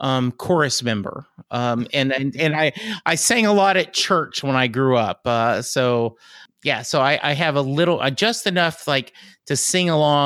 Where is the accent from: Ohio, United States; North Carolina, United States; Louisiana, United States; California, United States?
Louisiana, United States; I grew up in Louisiana. My dad was in the Army. We moved around a lot